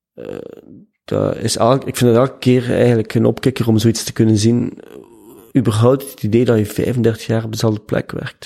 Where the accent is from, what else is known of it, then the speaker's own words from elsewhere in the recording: Ghent, Flanders, Belgium; Ik ben van Gent. Geboren en getogen.